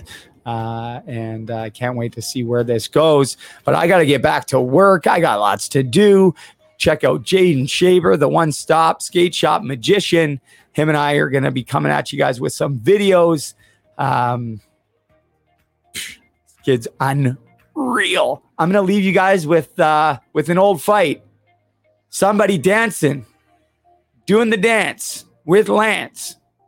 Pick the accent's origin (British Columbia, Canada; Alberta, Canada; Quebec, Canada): British Columbia, Canada; Vancouver; now in South Dundas, Canada; growing up in Vancouver